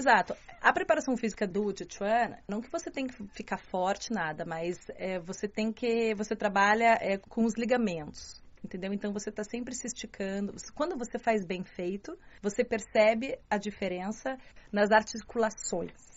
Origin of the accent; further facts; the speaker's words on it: Curitiba, Paraná, Brazil; accent: Curitibano; moved away as an adult; also born or lived in Baden-Württemberg, Germany; now in Beijing, China; sou brasileira do sul do Brasil